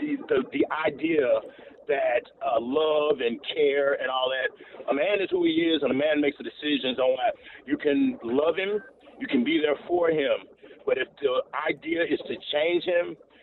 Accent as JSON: {"language": "English", "region": "the South", "country": "United States", "tie": "born or raised there", "said": "I was brought up in the South in the church"}